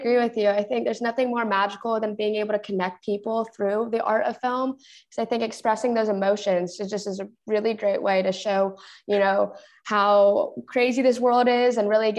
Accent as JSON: {"language": "English", "region": "California", "country": "United States", "also_born_or_lived": "Texas", "moved": "yes", "said": "I'm from California originally. So yeah, Texas was a big change as well. And I'm sure living in Mexico too, it's quite different out in the South."}